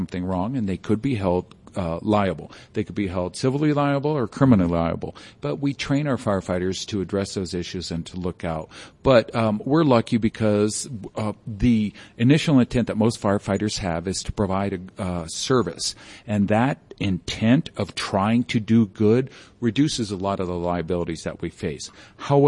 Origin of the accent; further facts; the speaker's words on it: Jefferson County, Colorado, United States; I grew up with in Jeffco